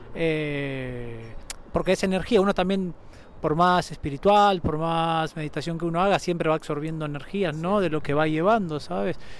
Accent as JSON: {"language": "Spanish", "country": "Argentina", "moved": "yes", "said": "Yo soy de Argentina, vuelvo a la Argentina porque me gusta ver a mi familia"}